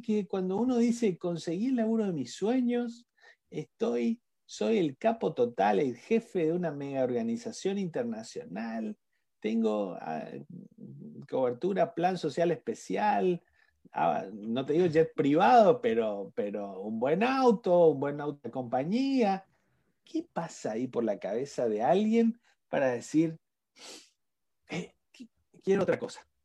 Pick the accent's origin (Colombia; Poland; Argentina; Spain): Argentina; como en Argentina decimos